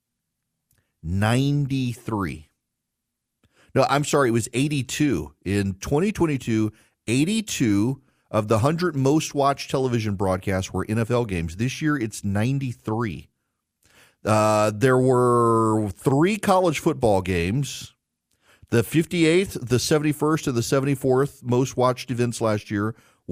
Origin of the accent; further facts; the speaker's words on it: Louisiana, United States; moved away; I grew up in Louisiana